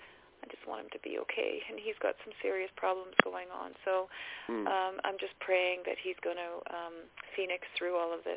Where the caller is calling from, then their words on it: British Columbia, Canada; I'm calling from British Columbia in Canada.